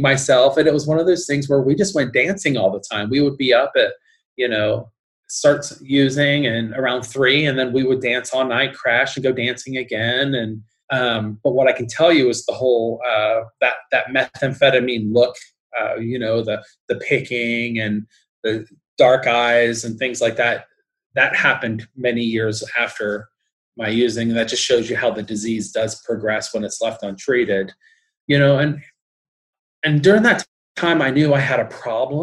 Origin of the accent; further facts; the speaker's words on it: Newport, Kentucky, United States; moved away as an adult; also born or lived in Austin, Texas / California; I was 26 from Newport, Kentucky, living out in California